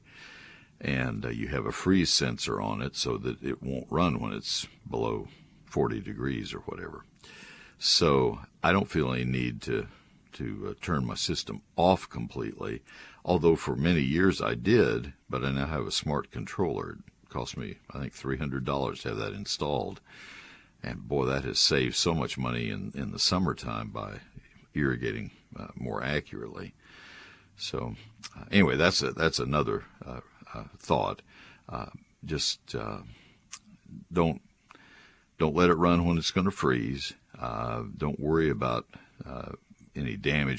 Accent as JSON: {"language": "English", "town": "San Antonio", "region": "Texas", "country": "United States", "tie": "born or raised there", "said": "I was born in San Antonio."}